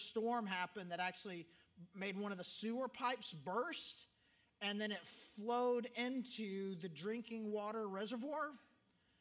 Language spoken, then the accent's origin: English; Arkansas, United States; growing up in Arkansas